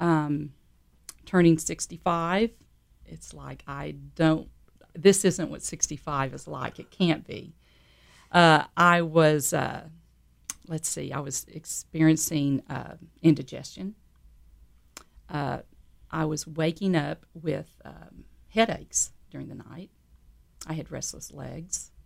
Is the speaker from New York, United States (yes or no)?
no; San Antonio, Texas, United States; I grew up in San Antonio, Texas